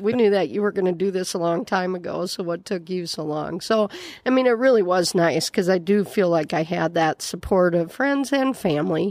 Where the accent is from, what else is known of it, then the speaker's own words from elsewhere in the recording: Miller, South Dakota, United States; now in Yankton, United States; I grew up in Miller, South Dakota